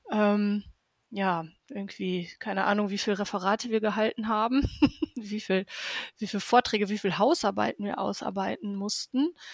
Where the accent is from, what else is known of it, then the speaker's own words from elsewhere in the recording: Herten, North Rhine-Westphalia, Germany; Ich komme ja aus dem Ruhrgebiet und aus Europas ehemals größter Bergbaustadt aus Herten.